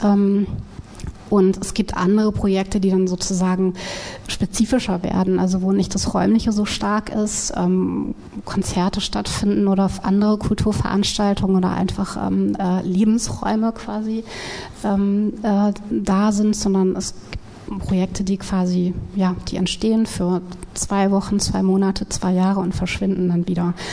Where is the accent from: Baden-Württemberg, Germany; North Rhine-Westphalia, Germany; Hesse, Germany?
Hesse, Germany; Wiesbaden; in Wiesbaden, wo ich aufgewachsen bin